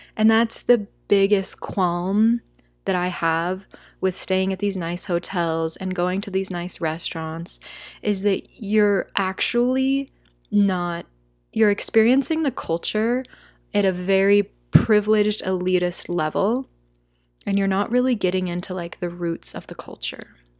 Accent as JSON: {"language": "English", "country": "United States", "first_language": "English", "said": "As an American"}